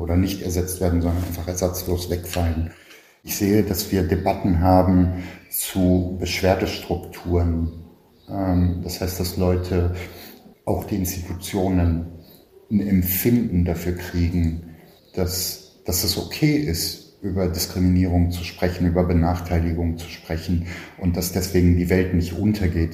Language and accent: German; Berlin, Germany; Ich bin in Westberlin geboren, in Kreuzberg, und war die ersten vier Jahre in einer wie es damals hieß, Ausländerregelklasse zur Schule gegangen